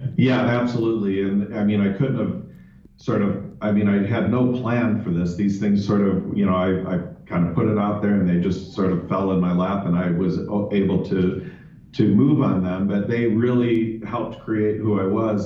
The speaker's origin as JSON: {"language": "English", "town": "Chicago", "region": "Illinois", "country": "United States", "tie": "born or raised there", "also_born_or_lived": "Rome / London", "moved": "as an adult", "lives_now": "Phoenix, United States", "said": "I was born and raised in Chicago"}